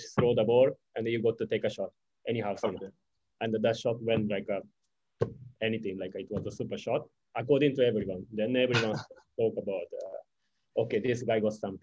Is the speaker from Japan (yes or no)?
yes; Japan; moved away as an adult; also born or lived in Singapore; my hometown is a pretty countryside